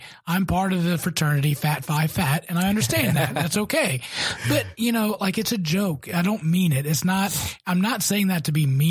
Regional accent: South Carolina, United States; Yeah, you can say that because I'm from South Carolina.

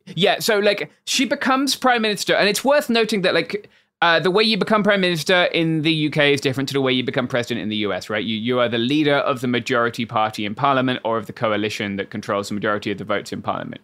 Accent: United Kingdom; moved away; my home country

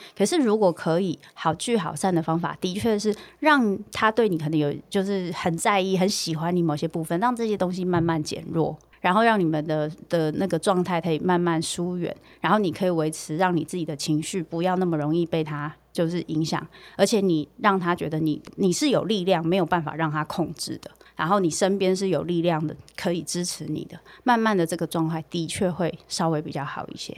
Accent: Taiwan; 我们在台湾这样的文化长大

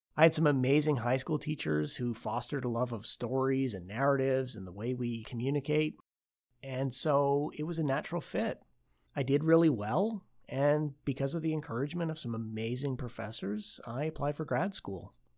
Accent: Oshawa, Ontario, Canada; Growing up in Oshawa, Ontario, Canada

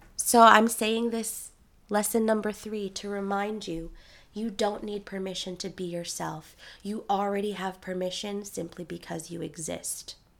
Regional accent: New York City, New York, United States; I was raised in Queens, New York, by a single tiger mom

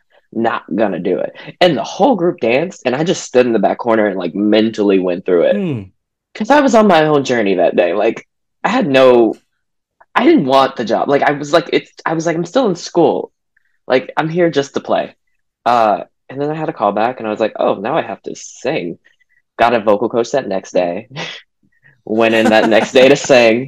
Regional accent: Houston, Texas, United States; now in New York, United States; I'm from Houston, Texas

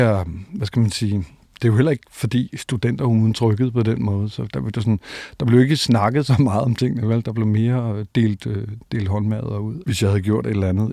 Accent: Copenhagen, Capital Region of Denmark, Denmark; jeg er faktisk født øh, inde i St. Paulsgade øh, øh, og døbt i Marmorkirken

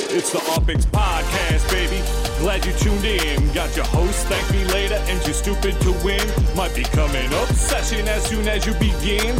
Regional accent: New Jersey, United States; now in Austin, United States; I'm from the East Coast, New Jersey

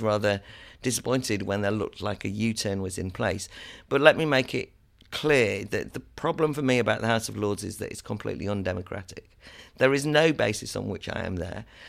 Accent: Wales, United Kingdom; I'm from Wales. I have family in Wales

